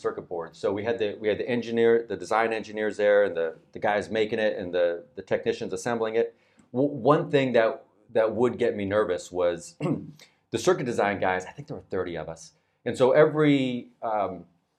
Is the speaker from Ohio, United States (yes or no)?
no; Phoenix, Arizona, United States; moved away as an adult; also born or lived in Washington, D.C.; now in Japan; I was an Arizona kid and I was born and raised in Arizona